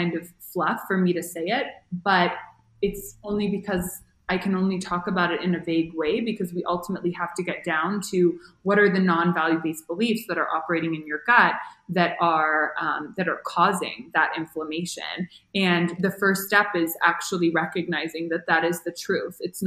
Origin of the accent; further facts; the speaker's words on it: Toronto, Ontario, Canada; moved away as an adult; now in Mexico; I'm from Toronto and it's really cold in the winter